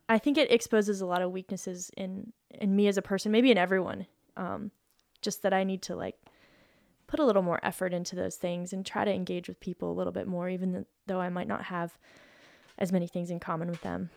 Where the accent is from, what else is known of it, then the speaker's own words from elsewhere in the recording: Boulder, Colorado, United States; moved away as an adult; I moved away from Boulder